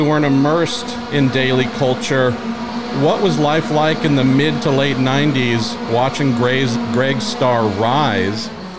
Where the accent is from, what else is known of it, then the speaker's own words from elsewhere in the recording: United States; as an American kid loving IndyCar